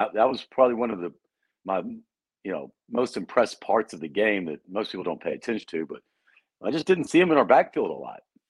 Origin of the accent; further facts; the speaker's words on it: Nashville, Tennessee, United States; we're from Nashville.